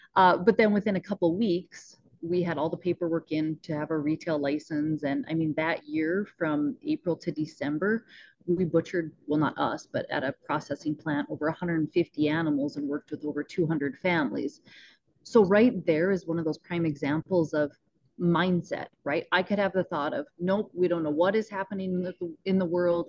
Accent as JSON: {"language": "English", "region": "Northwest North Dakota", "country": "United States", "tie": "born or raised there", "said": "we're up in Northwest North Dakota."}